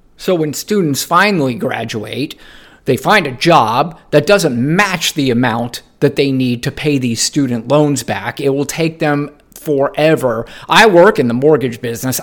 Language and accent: English; United States; I do love being an American